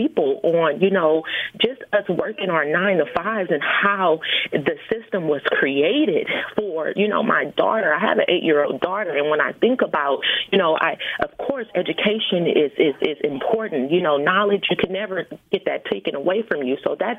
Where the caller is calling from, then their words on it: California, United States; I'm calling from California.